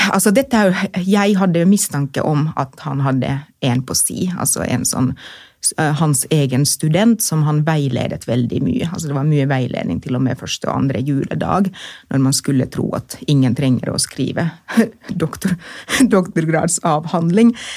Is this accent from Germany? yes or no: no; Finland; accent: monoton aksent; Norwegian is a second language; moved away as an adult; now in Oslo, Norway; jeg er født og oppvokst i Finland og kommet hit eh, da jeg var voksen